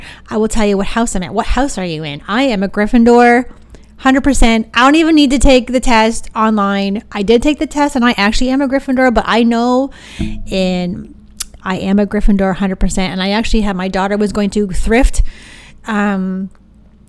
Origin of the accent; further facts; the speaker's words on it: Sarnia, Ontario, Canada; we're from Sarnia